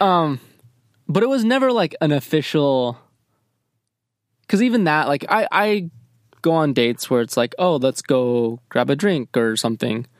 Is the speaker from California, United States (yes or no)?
no; Michigan, United States; I grew up in Michigan